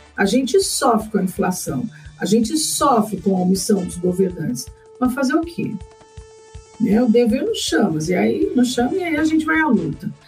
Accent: Brazil; nós brasileiros

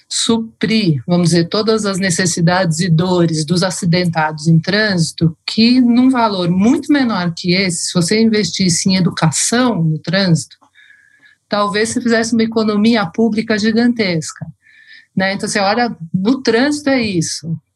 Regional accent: Brazil

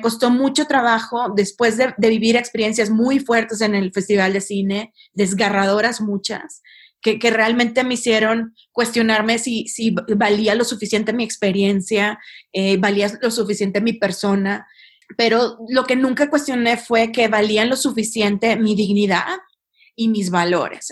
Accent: Monterrey, Nuevo León, Mexico; yo, soy de Monterrey, no estoy enojada si hablo, este, y, pues crecí en, medio de estos grandes capitanes de empresa

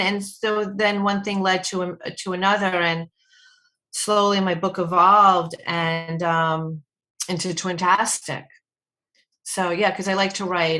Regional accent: Short Hills, New Jersey, United States; I'm from Short Hills, New Jersey

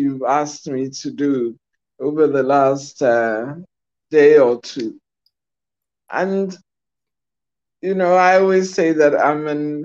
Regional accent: Accra, Greater Accra, Ghana; growing up in Kwame Nkrumah's Ghana

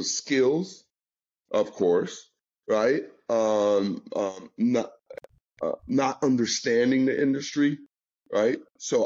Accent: New York, United States; I'm from New York.

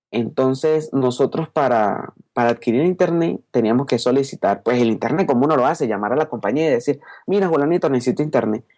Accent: Caracas, Capital District, Venezuela; moved away as an adult; now in Colombia; nací en Caracas, Venezuela, ¿ok? Gracias a Dios nací allá, estoy muy contento de estar venezolano, ser venezolano y ahora hace dos años pues estoy viviendo aquí en Colombia

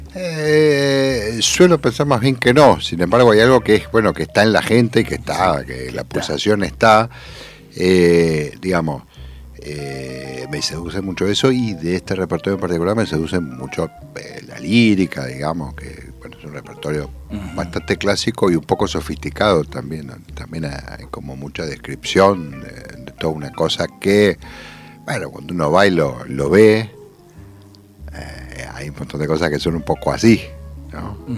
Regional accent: Buenos Aires, Argentina; como muy porteño

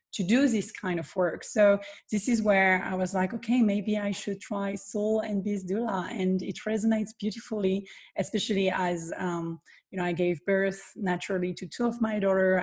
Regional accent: southern France, France; I am born and raised in the south of France

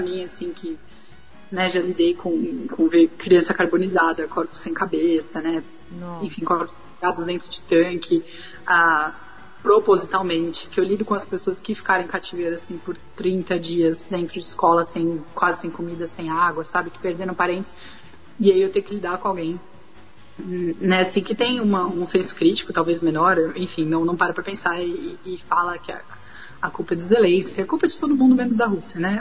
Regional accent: São Paulo, Brazil; now in Ukraine; Eu sou de São Paulo

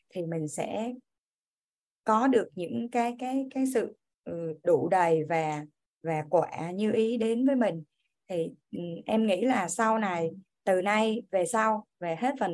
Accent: Kien Giang, Vietnam; em đến từ Kiên Giang em sinh năm 1981

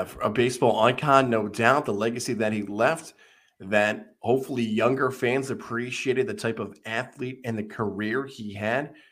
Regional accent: Syracuse, New York, United States; now in Albany, United States; growing up in Syracuse

